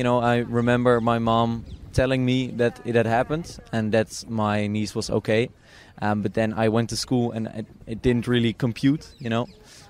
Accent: Amsterdam, North Holland, Netherlands; English is a second language; Amsterdam, born and raised.

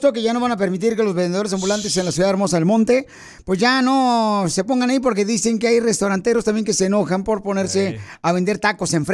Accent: Ocotlán, Jalisco, Mexico; now in Los Angeles, United States; Ocotlán, Jalisco, mi tierra natal.

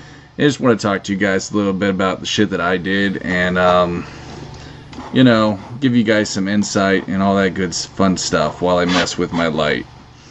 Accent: Texas, United States; Because I am from Texas, and I like to rant.

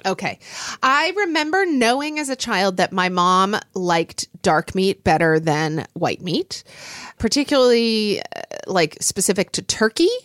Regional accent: Oklahoma, United States; when I was growing up in Oklahoma

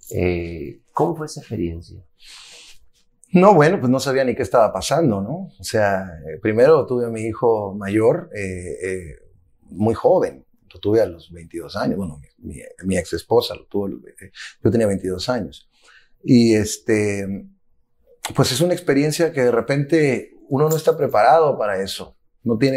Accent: Zacatecas, Mexico; also born or lived in United States; soy ciudadano del mundo con pasaporte mexicano y americano. Nací en los Estados Unidos durante una gira eh, que mis padres tenían por acá, eh, que hacían anualmente, pero eh, culturalmente soy mexicano.

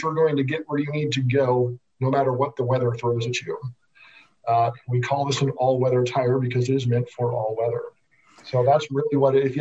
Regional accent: Nebraska, United States; I also grew up in the Midwest. I grew up in Nebraska

